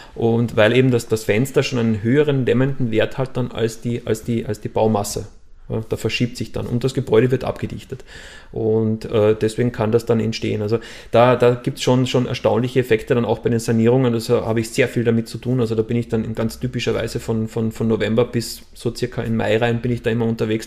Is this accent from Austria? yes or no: yes; Austria; Bei uns in Österreich